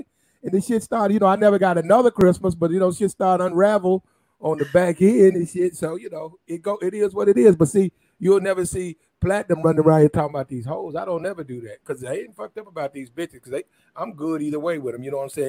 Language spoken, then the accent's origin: English; the South, United States; I'm a dude from the South.